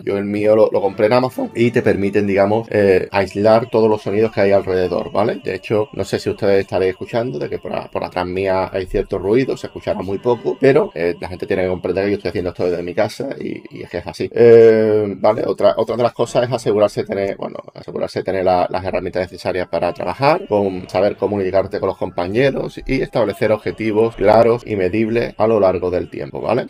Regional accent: Spain; mi país, en España

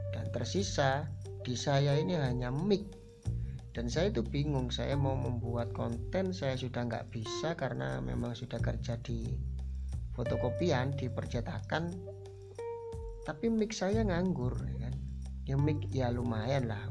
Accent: Kasian, East Java, Indonesia; Asal saya dari Desa Kasian, desanya yang namanya juga Kasian. Terus Kabupaten Jember, Provinsi Jawa Timur, Indonesia

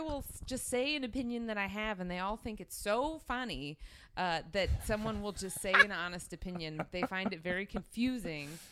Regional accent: New Jersey, United States; moved away; I'm from South Jersey, which is a suburb of Philadelphia

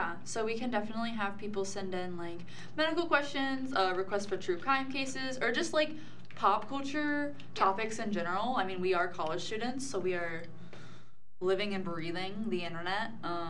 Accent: United Kingdom; It's because I'm a man and I'm British. I'm a colonizer.

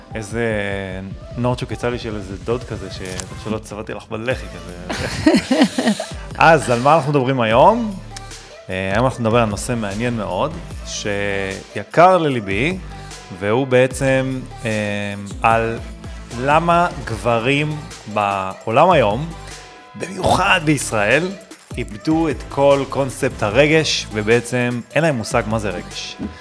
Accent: Netanya, Central District, Israel; גדלתי בנתניה

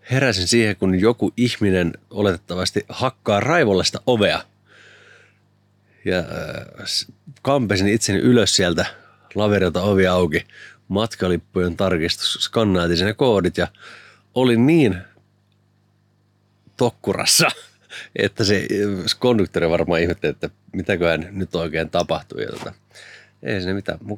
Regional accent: Lahti, Päijänne Tavastia, Finland; mä oon Lahdesta Jyväskylän nappasin sinut kyytiä, että muonion.

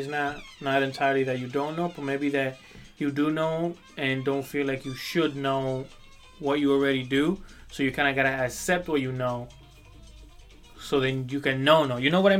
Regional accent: Dominican Republic; moved away; when I was growing up in the Dominican Republic, well, I grew up in a campo, so in una finca.

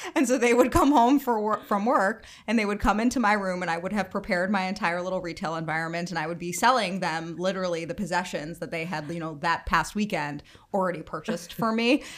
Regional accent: Bronxville, New York, United States; I grew up in Bronxville, New York, which is about thirty minutes outside of the city

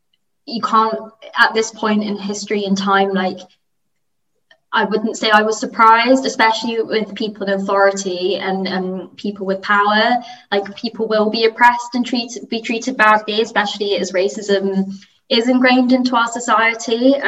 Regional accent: United Kingdom; And, you know, I'm just as British as they are, but, like, the way we were talking about it, like, when I spoke, it seemed a bit uncomfortable.

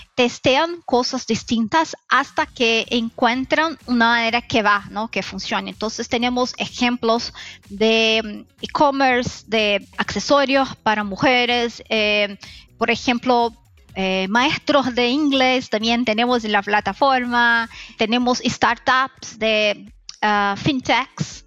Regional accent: Brazil; Spanish is a second language; soy brasileña, entonces voy a hablar con mi español que es mezclado, brasileño, eh, eh, español

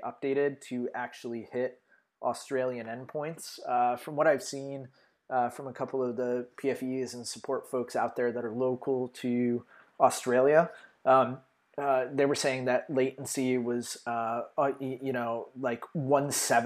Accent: United States; being American

